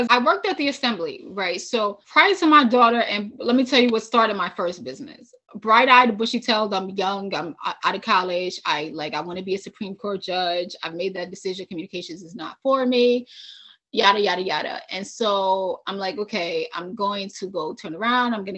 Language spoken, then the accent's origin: English; New York City, New York, United States; moved away as an adult; also born or lived in Albany / California / Nevada; I'm from New York City